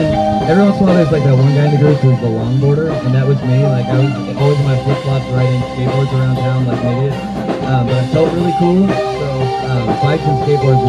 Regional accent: Murphys, California, United States; moved away as an adult; also born or lived in Santa Barbara, California; I grew up in Murphy's

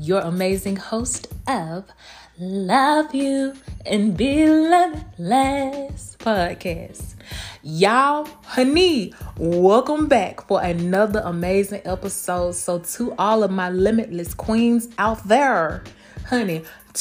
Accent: Blakely, Georgia, United States; now in Tampa, United States; my hometown of Blakely, Georgia, 229

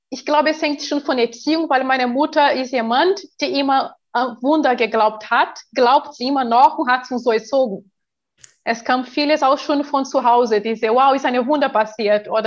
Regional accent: Brazil; German is a second language; als ich neun Jahre alt äh, war, in Brasilien, ich bin ja Brasilianerin

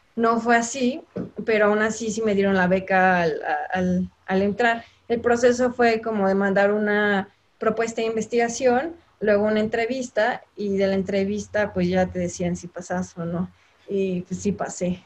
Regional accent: Guanajuato, Mexico; moved away as an adult; also born or lived in Mexico City; now in Hong Kong; Soy de Guanajuato. Bueno, nací en el Distrito Federal, pero crecí y estudié en Guanajuato

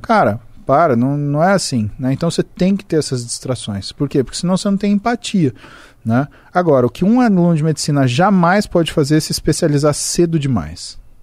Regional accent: Brazil; sou brasileiro

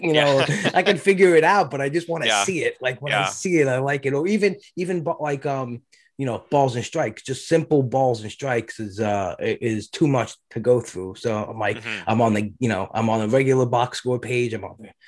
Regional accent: New York, United States; I grew up in New York.

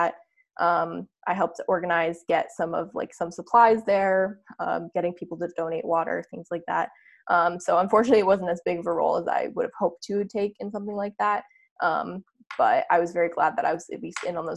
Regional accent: New Hampshire, United States; my hometown in New Hampshire

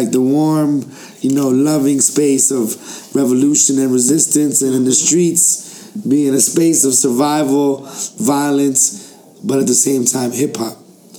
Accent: Chile; Me and my brother G, we're originally from Chile. Our families are from Chile. We're products of exile.

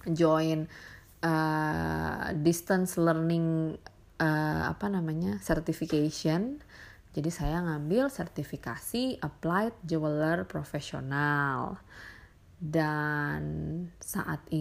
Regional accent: Jakarta, Indonesia; moved away as an adult; now in Bali, Indonesia; aku sebenarnya orang Bali yang lahir dan besar di Jakarta terus juga baru pindah ke Bali 2016 setelah menikah

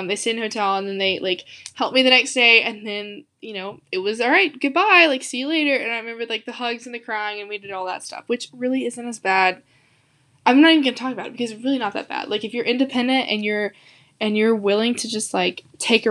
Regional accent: the South, United States; I'm from the South

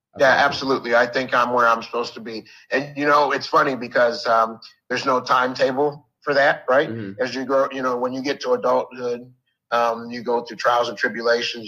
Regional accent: Northern Virginia, United States; also born or lived in Buffalo, New York; So I've been in Northern Virginia since I was uh, seven, uh, eight, actually nine years old.

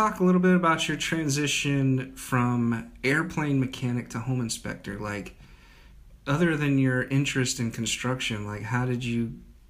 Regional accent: United States; now in Charlotte area, United States; As a Dakota kid.

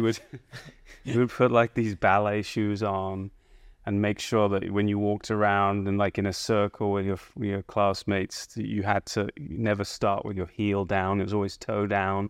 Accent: High Wycombe, South East England, United Kingdom; moved away as an adult; now in United States; I lived in a town called High Wycombe pretty much most of my early years, which is a, a town right between London and Oxford

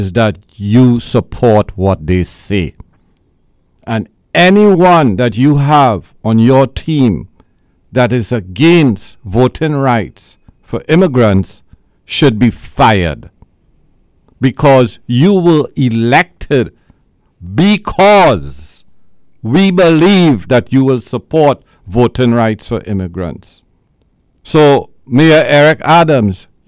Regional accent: Trinidad & Tobago; moved away as an adult; now in Brooklyn, United States; in Trinidad and Tobago, we do have a university

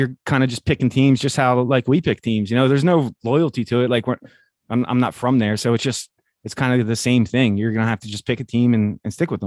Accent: Philadelphia, Pennsylvania, United States; I'm from Philly

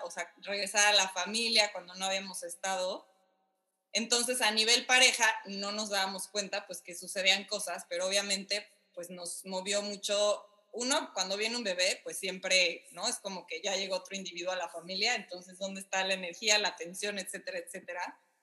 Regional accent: Mexico; moved away as an adult; now in Miami, United States

